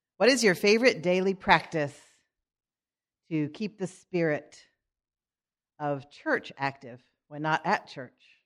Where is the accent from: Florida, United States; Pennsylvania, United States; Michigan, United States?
Pennsylvania, United States; Philadelphia; moved away; growing up in Philadelphia, where I grew up part of the time